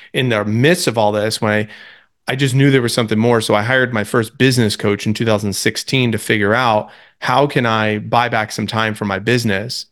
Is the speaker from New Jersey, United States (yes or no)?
yes; New Jersey, United States; moved away as an adult; also born or lived in Tampa, Florida; I grew up in New Jersey as the youngest of eight, but moved to college in Tampa